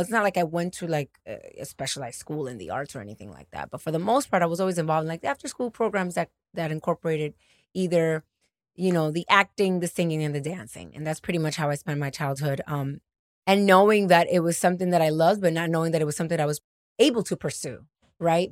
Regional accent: New York, United States; also born or lived in Dominican Republic / Atlanta; I'm from New York. I, I was born in Dominican Republic. I'm an immigrant

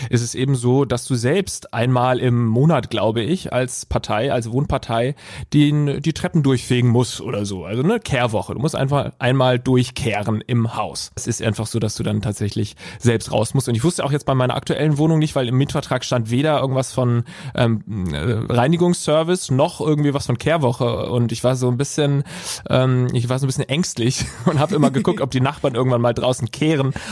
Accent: Sinsheim, Baden-Württemberg, Germany; Ich komme äh, aus Baden. Ich bin in Sinsheim geboren und das ist alles so ein bisschen an der Grenze zwischen Baden und Schwaben.

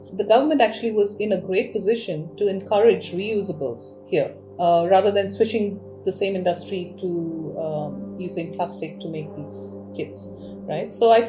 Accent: India

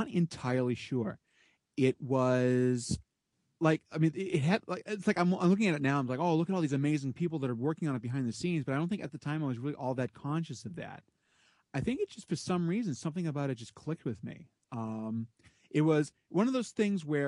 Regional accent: United States; I'm American

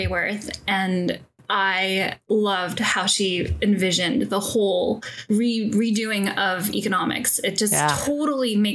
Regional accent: San Francisco, California, United States; moved away as an adult; also born or lived in Los Angeles / New York; I grew up in San Francisco

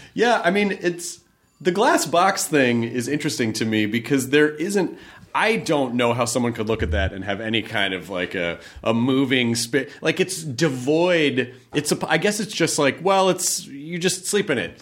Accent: United States; being American

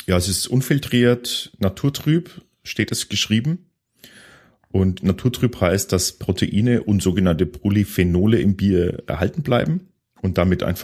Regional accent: Bavaria, Germany; bei uns, bei uns in Franken gibt's diese, diese Plop-Verschlüsse eigentlich noch relativ oft.

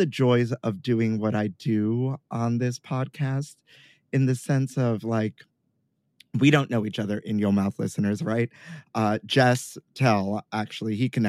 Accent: New York City, New York, United States; growing up in Sunset Park, Brooklyn

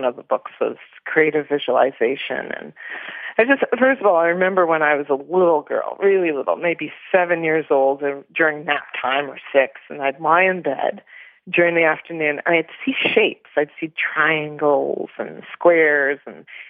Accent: Toronto, Ontario, Canada; I was born in Toronto, Canada

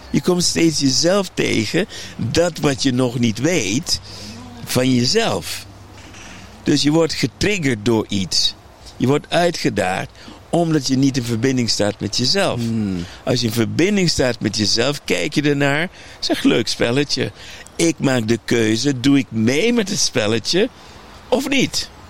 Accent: Aruba; ik ben opgegroeid op Aruba.

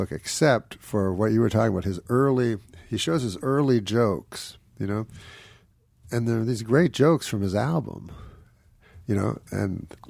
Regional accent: Quebec City, Quebec, Canada

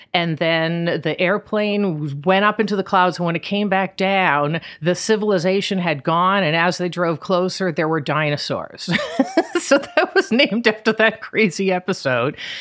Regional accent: Boston, Massachusetts, United States; moved away as an adult; also born or lived in New York; I grew up outside of Boston, and then I summered every summer on Cape Cod in Truro

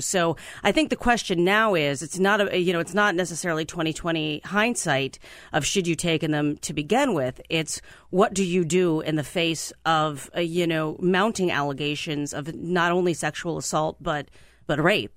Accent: Mahoning Valley, Ohio, United States; now in Washington, D.C., United States; I'm from the Mahoning Valley

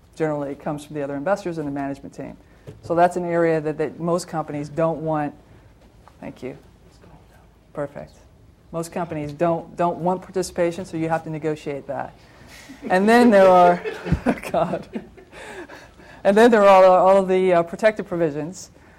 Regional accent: Toledo, Ohio, United States; I worked back in my hometown. I'm a Toledoan from Ohio, and wanted to go back home to be with family.

